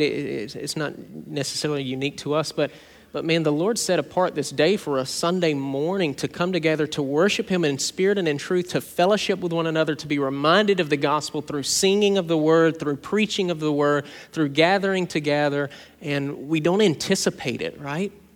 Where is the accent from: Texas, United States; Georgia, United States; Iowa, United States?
Georgia, United States; South; When I was a kid growing up in South Georgia